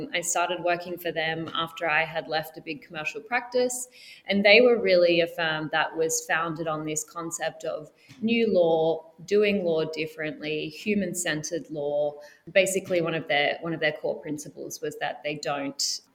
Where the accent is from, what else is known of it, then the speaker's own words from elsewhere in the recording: Australia; moved away; I'm Australian